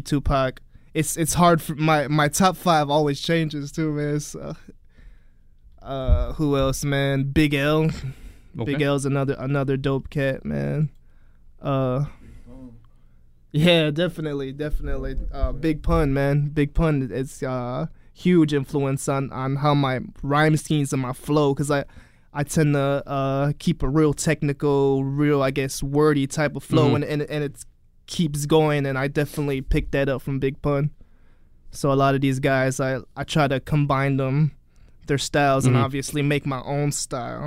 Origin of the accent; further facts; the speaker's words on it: Chicago, Illinois, United States; growing up here